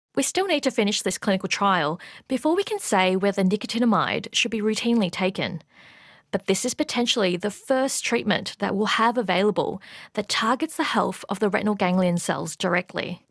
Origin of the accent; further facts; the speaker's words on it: Australia; also born or lived in Melbourne; an Australian researcher studying a form of vitamin B three